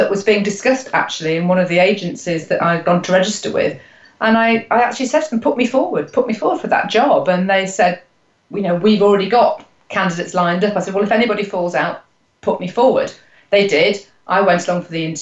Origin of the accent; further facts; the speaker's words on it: Nottingham, East Midlands, United Kingdom; I am from Nottingham, but that's Nottingham, England, because I know there's a Nottingham in the States as well. I've been here all my life